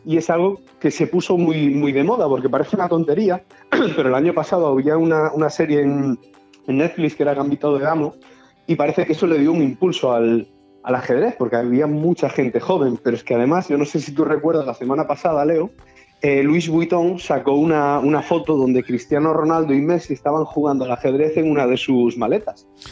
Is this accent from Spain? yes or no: yes; Galicia, Spain; now in Benidorm, Spain; yo como buen gallego